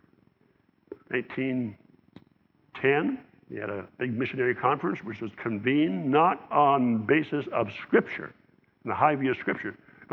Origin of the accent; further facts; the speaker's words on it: Southern Ontario, Canada; As I was growing up in the Southern Ontario, in Canada